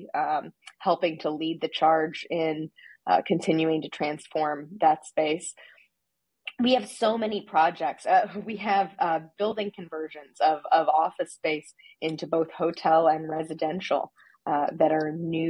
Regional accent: Terre Haute, Indiana, United States; moved away as an adult; now in Indianapolis, United States; I grew up in Terre Haute, which is about an hour and a half southwest of Indianapolis.

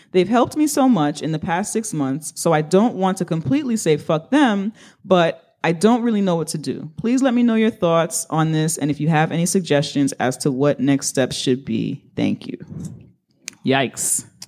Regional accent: New York City, New York, United States; I sound this way because I'm from the Bronx

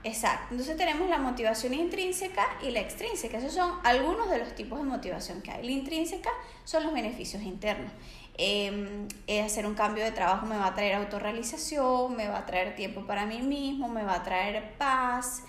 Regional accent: Venezuela; moved away as an adult; now in Barcelona, Spain; soy venezolana, tengo 27 años y hace dos años resido acá en Barcelona

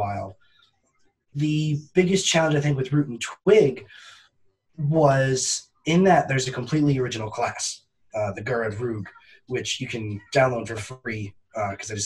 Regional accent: Northern New Hampshire, United States; growing up in Northern New Hampshire, with a dad who is a forester

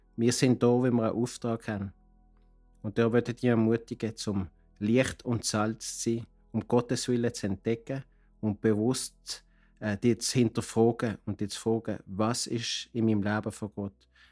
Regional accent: Basel, Basel-Stadt, Switzerland; moved away as an adult; now in Cartagena, Colombia; ich komme aus Basel, lebe aber seit 30 Jahren in Kolumbien, in Cartagena

